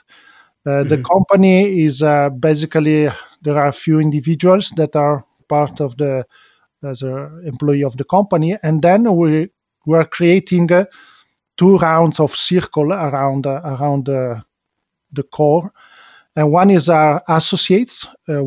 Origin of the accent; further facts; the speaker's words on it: Milan, Lombardy, Italy; also born or lived in Venice; I'm an Italian citizen, as I was born in Venice, grew up in Milano